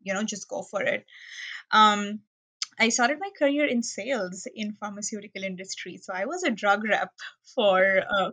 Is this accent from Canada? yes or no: no; Mumbai, Maharashtra, India; English is a second language; moved away as an adult; now in Florida, United States; I was born in a city called Mumbai, which is one of the most populated cities in India.